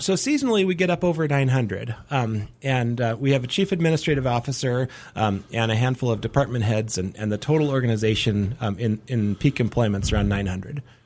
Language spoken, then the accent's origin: English; Helena, Montana, United States; born or raised there; moved away as an adult; also born or lived in Dickinson, North Dakota; now in Missoula, United States